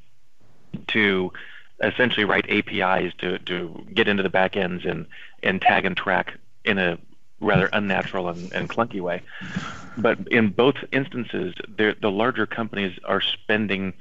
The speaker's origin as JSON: {"language": "English", "town": "Los Angeles", "region": "California", "country": "United States", "tie": "born or raised there", "said": "I'm born and raised in Los Angeles"}